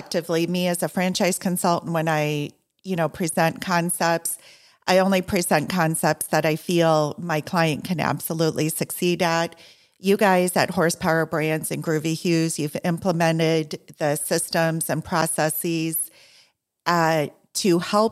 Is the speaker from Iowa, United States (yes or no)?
yes; Iowa, United States; now in Southeast Florida, United States; I'm from corn country also, I'm from Iowa